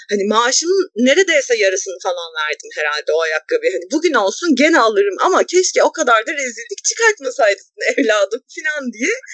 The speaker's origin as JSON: {"language": "Turkish", "region": "a small Anatolian city", "country": "Turkey", "tie": "born or raised there", "said": "bir de küçük bir Anadolu şehrinde büyüdüm ben."}